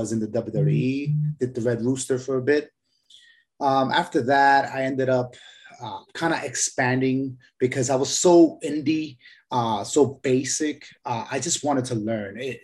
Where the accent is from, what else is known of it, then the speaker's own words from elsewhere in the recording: Puerto Rico; I'm from Puerto Rico.